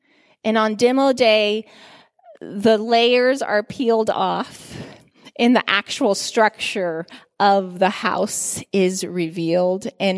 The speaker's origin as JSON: {"language": "English", "country": "Guinea", "tie": "born or raised there", "said": "I remember I grew up in Guinea, West Africa."}